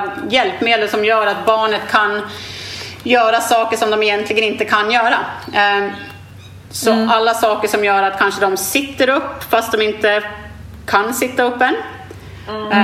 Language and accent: Swedish; Sweden; moved away as an adult; now in Australia; hemma i Sverige för jag har inte bott i Sverige på 14 år